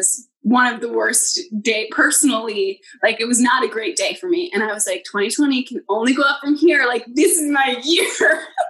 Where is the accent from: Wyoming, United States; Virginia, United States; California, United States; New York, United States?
New York, United States; me and my friends as New Yorkers